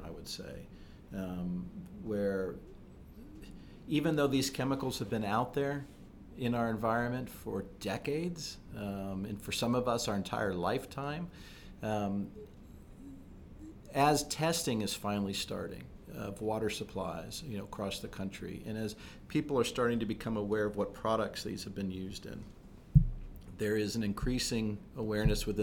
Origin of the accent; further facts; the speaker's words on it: Fairborn, Ohio, United States; Fairborn, right outside of Wright-Patt Air Force